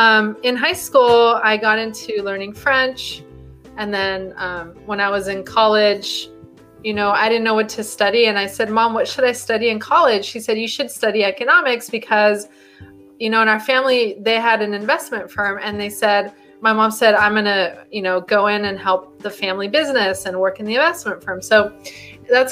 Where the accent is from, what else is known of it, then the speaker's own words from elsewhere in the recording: Mexico; now in United States; I'm Mexican, right? I was born in Mexico and I immigrated to the US.